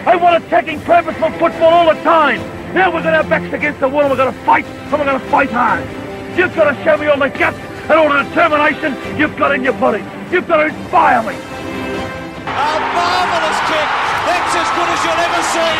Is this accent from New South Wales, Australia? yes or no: no; Ringwood, Victoria, Australia; I grew up in Ringwood